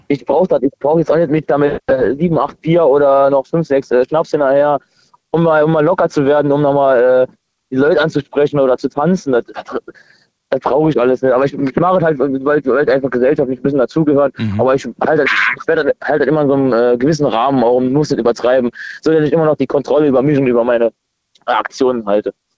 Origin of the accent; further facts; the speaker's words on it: near Trier, Rhineland-Palatinate, Germany; ich komme aus der Nähe von Trier